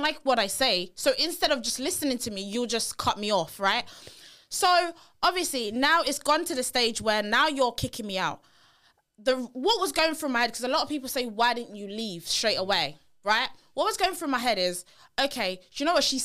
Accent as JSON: {"language": "English", "country": "Nigeria", "said": "I'm a Nigerian girl"}